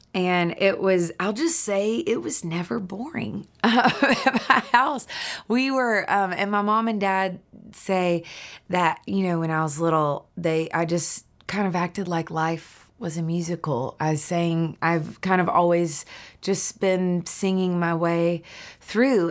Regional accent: Nashville, Tennessee, United States; I grew up right here in Nashville, Tennessee

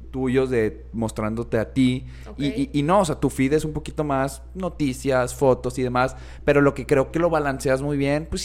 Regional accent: Monterrey, Nuevo León, Mexico; simplemente soy regia, me gusta el fútbol, la regia

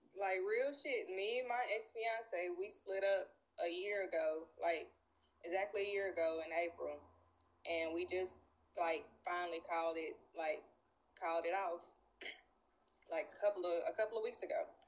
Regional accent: Nashville, Tennessee, United States; Tennessee. I'm from Nashville

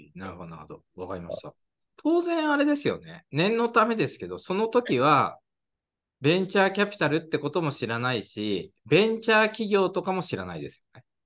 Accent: Odawara, Kanagawa, Japan; 僕も実は神奈川県出身なんですけど

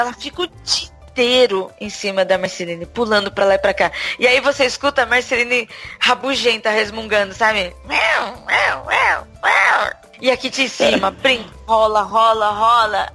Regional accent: Brazil; now in São Paulo, Brazil; eu hoje em dia moro em São Paulo, capital, mas eu já fui do interior

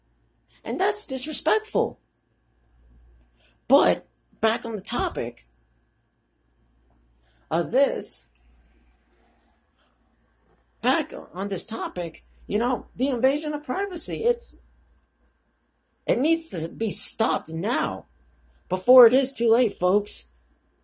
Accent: United States; as an American

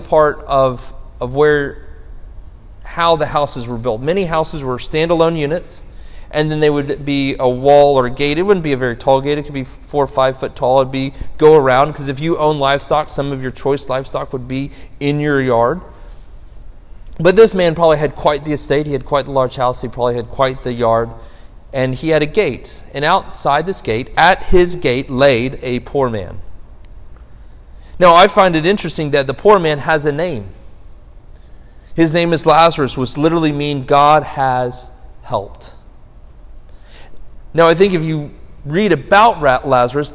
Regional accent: United States; as an American

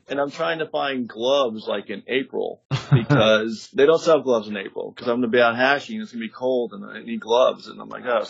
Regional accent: West Palm Beach, Florida, United States; also born or lived in Jacksonville, Florida / Gainesville, Florida; I grew up in West Palm Beach area.

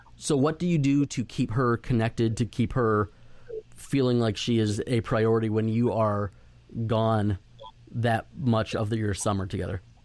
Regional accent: Florida, United States; moved away; also born or lived in Dallas Fort Worth, Texas; going to school in, in Dallas Fort Worth and growing up in Florida

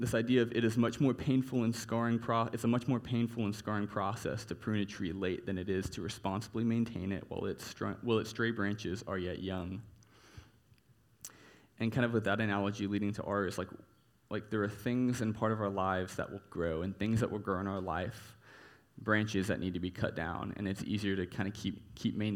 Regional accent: Texas, United States; growing up in Texas

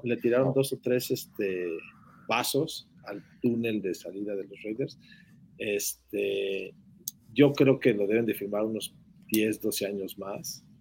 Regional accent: Mexico; nuestro país

